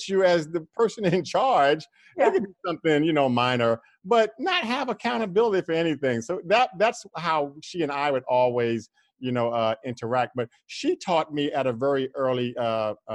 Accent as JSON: {"language": "English", "town": "New York City", "region": "New York", "country": "United States", "said": "I'm from Queens, New York, but I'm from a section of Queens, New York called Corona"}